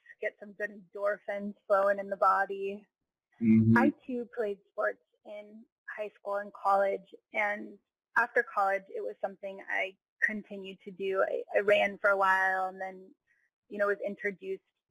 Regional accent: United States; also born or lived in Hawaii / California; I grew up in Hawaii and in California

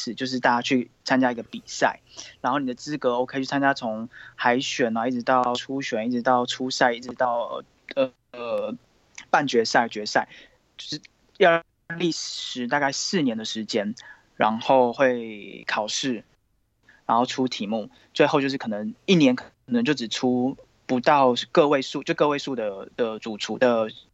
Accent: Taiwan; moved away as an adult; now in France; 我们都是来自台湾

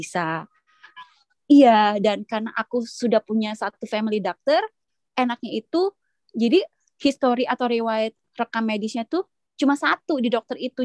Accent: Indonesia; moved away

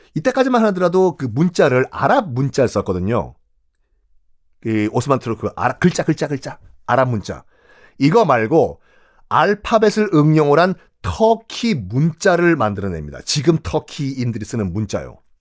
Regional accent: South Korea

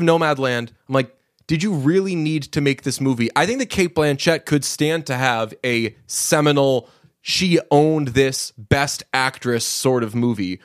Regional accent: Belmont, Massachusetts, United States; born or raised there

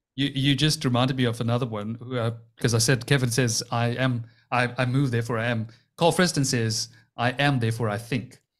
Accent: Cape Town, Western Cape, South Africa; we're both from Cape Town

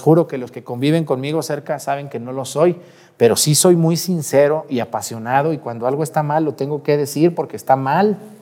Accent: Mexticacán, Jalisco, Mexico; moved away; Mi pueblo allá, Mesticacán, que es un pueblillo ahí, chiquillo ahí

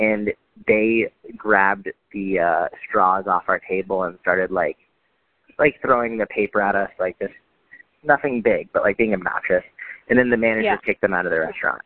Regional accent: Sudbury, Massachusetts, United States; We were from a town called Sudbury

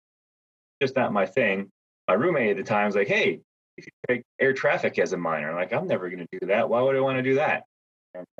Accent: Stevensville, Michigan, United States; also born or lived in Grand Rapids, Michigan / Howell, Michigan; now in Dexter, United States; I grew up in Southwest Michigan, played for football for Coach Denny Dock over there at Stevensville Lakeshore, which is just down by St. Joe.

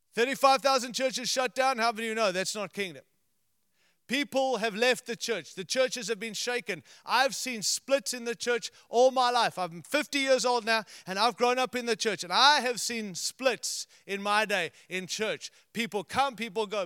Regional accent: United States; we're from America

